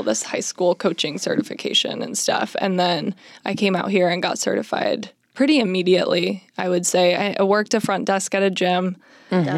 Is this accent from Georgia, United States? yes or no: no; Arizona, United States; moved away as an adult; now in Los Angeles, United States; I'm from Arizona